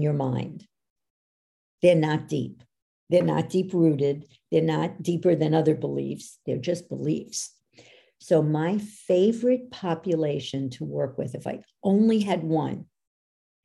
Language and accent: English; New York, United States; I'm from New York